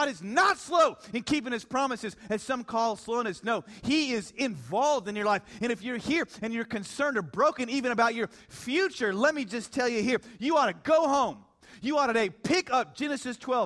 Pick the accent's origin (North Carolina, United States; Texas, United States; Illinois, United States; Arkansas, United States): Texas, United States; Dallas; I'm from Dallas